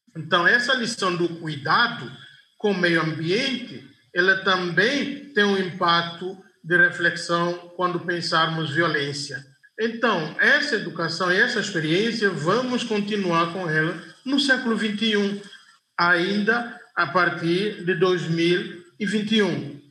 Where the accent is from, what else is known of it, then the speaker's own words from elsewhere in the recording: Guinea-Bissau; na minha terra, Guiné-Bissau